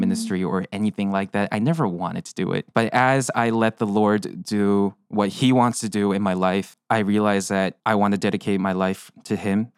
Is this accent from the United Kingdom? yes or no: no; South Korea; moved away; I'm from South Korea